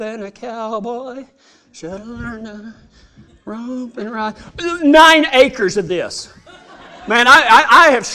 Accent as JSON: {"language": "English", "region": "West Texas", "country": "United States"}